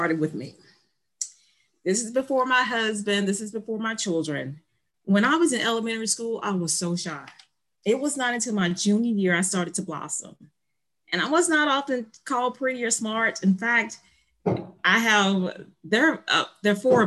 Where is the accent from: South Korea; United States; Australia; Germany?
United States; Ocean Springs, Mississippi; I am from the Mississippi Gulf Coast, Ocean Springs, Mississippi.